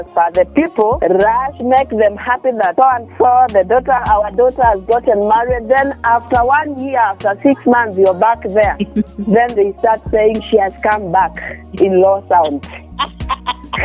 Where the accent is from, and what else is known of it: Kenya